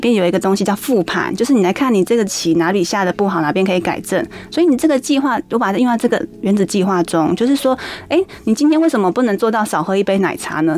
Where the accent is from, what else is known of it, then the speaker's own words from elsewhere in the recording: Taoyuan, Taiwan; 我考了一个桃园 比较后面后段班的功力高中